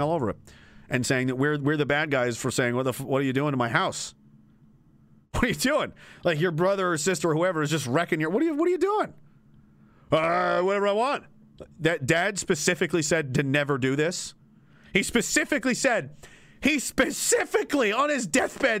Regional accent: Canada; I'm an American in a Canadian body

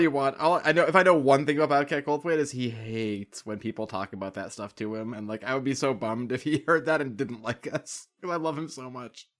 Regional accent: Boston, Massachusetts, United States; I live in the woods and I'm from Boston

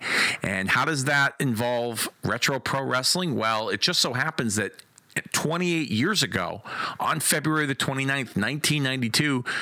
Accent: Hartford, Connecticut, United States; from my hometown of Hartford, Connecticut.

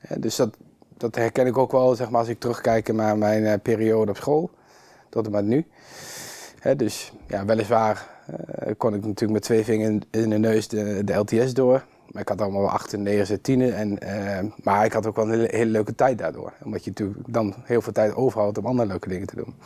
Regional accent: Kampen, Overijssel, Netherlands; ik ben hier opgegroeid in Kampen, in een volksbuurt.

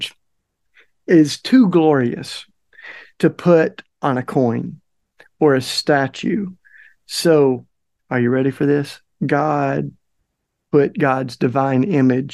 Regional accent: the South, United States; growing up in the South

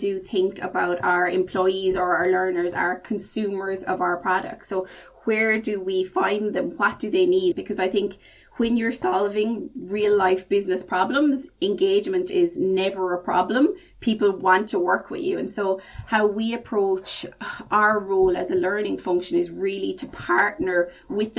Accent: Ireland; accent: Irish; moved away as an adult; now in United Kingdom; Then I made the move from Ireland to the UK. Obviously, I haven't lost my accent. Very strong Irish accent

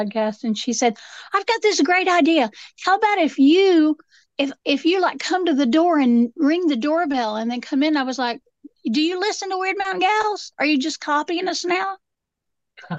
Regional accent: Asheville, North Carolina, United States; I grew up out there in West by God, Buncombe County

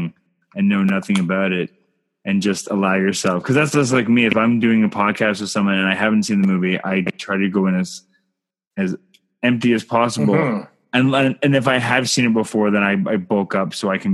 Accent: Canada; I'm Canadian filmmaker

